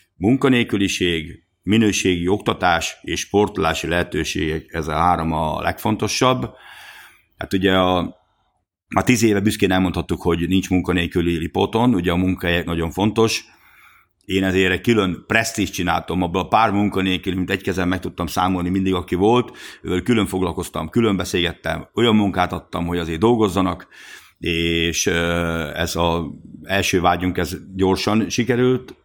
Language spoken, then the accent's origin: Hungarian; Hungary; mi magyar vállalkozók